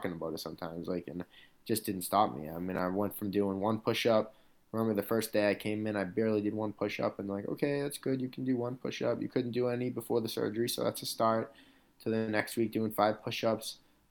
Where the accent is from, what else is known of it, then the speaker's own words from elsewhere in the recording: Boston, Massachusetts, United States; in my hometown, my third fight in Boston.